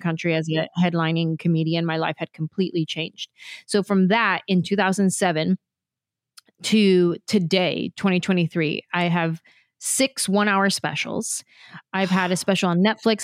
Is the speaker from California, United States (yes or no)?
yes; San Jose, California, United States; moved away as an adult; also born or lived in Los Angeles, California; I grew up in San Jose